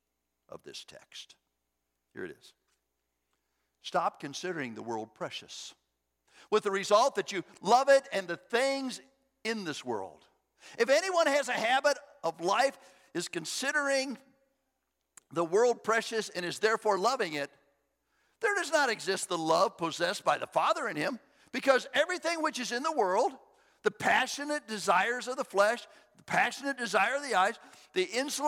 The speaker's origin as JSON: {"language": "English", "country": "United States", "tie": "born or raised there", "said": "I was born in the United States of America"}